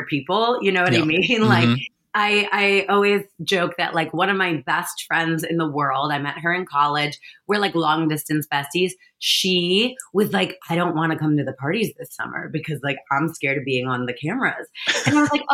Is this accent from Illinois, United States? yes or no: no; New York, United States; I'm a New Yorker